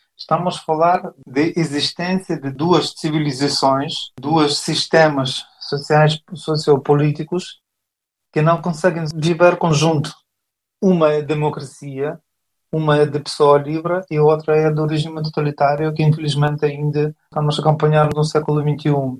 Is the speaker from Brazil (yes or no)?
no; Ukraine; now in Portugal; como ucranianos